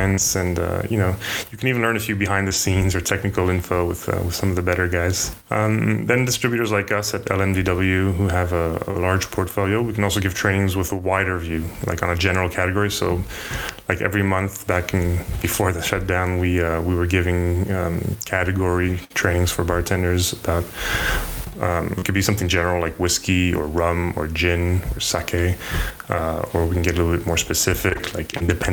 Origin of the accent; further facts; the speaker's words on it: United States; moved away as an adult; also born or lived in France / Japan / New York / Germany; now in Paris, France; I mostly grew up in the States